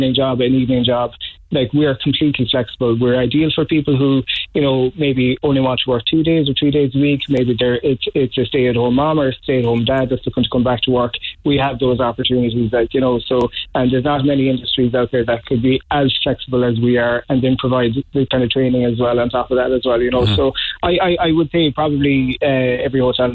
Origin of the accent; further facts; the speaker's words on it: Dunquin, Munster, Ireland; I'm from West Kerry, so it was back in Dunquin.